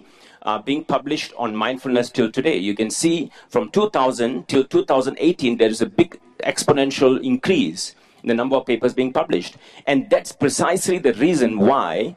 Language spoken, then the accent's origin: English; Singapore; I was born in Singapore, and I learned all of this in Singapore from a Singaporean context